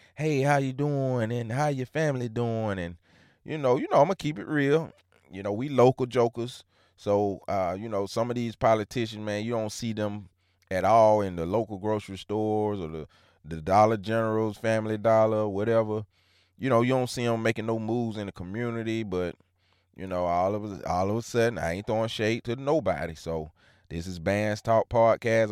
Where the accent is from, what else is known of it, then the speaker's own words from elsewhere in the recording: Hancock County, Georgia, United States; I'm from Hancock County, Georgia.